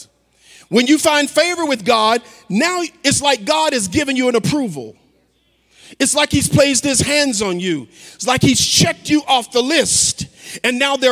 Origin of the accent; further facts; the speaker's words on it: the South, United States; I'm from the South